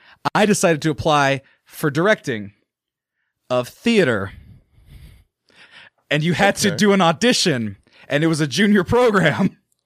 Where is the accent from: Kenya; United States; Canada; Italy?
United States; Fresno, California; also born or lived in Santa Barbara, California; growing up in Fresno, California, the middle of fucking nowhere in the heat